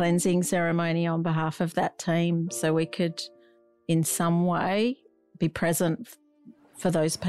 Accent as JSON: {"language": "English", "town": "Perth", "region": "Western Australia", "country": "Australia", "said": "I was from Perth"}